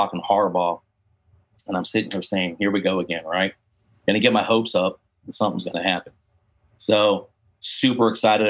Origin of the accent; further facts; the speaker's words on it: San Diego, California, United States; moved away as an adult; now in Georgia, United States; I was born and raised in San Diego